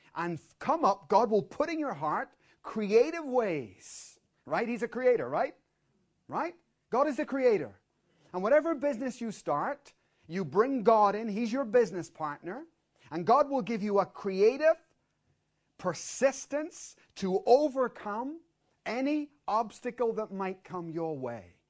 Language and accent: English; Dublin, Leinster, Ireland; we're from Dublin